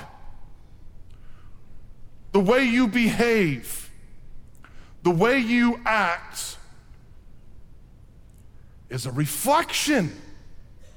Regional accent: Iowa, United States; I'm from Iowa

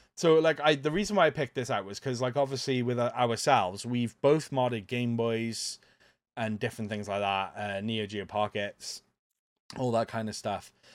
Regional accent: Welsh, Wales, United Kingdom; I'm a Welsh pirate.

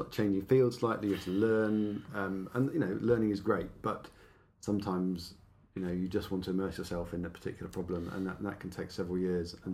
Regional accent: Exeter, South West England, United Kingdom; moved away as an adult; also born or lived in Oxford / Nottingham; so I, I, grew up in the southwest of England.

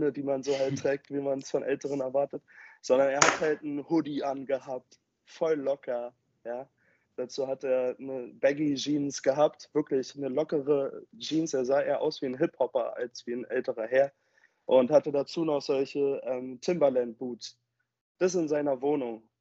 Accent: Berlin, Germany; Äh, ich komme halt aus dem Westen der Stadt, ich bin halt Spandauer

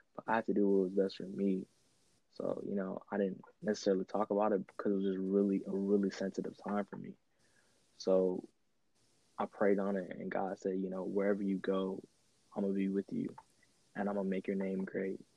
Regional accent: Houston, Texas, United States; also born or lived in St. Croix, U.S. Virgin Islands; me growing up in Houston, I'm used to diversity

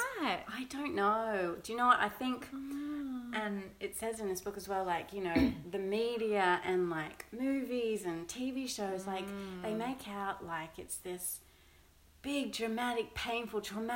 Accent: Sydney, New South Wales, Australia; moved away; we're originally from Sydney.

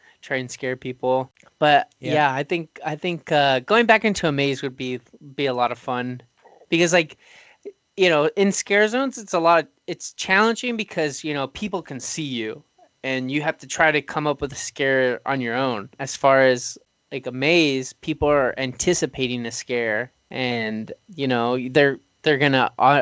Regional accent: Oxnard, California, United States; my hometown, Oxnard

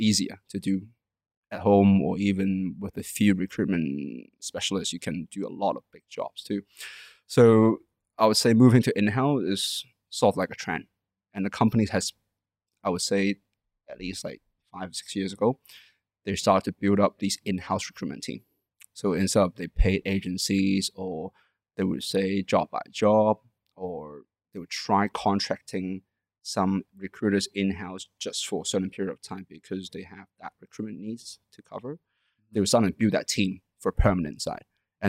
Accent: Canada; also born or lived in London; Especially in Hong Kong and Chinese culture, because I was from Canada and London.

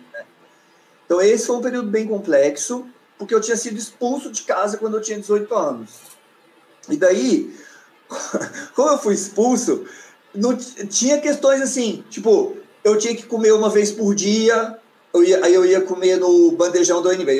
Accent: Goiânia, Goiás, Brazil; moved away as an adult; now in Brasília, Brazil; eu saí de Goiânia eu tinha 18 anos, foi quando eu vim para Brasília.

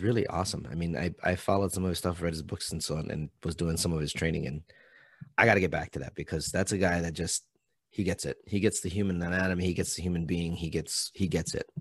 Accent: Hawaii, United States; moved away; I'm from Hawaii.

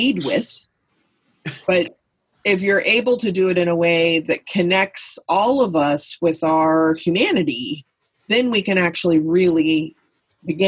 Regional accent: Texas, United States; moved away; I grew up in Texas

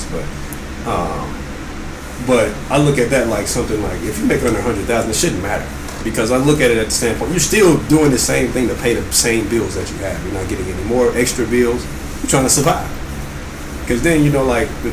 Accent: the South, United States; moved away; I'm from the South

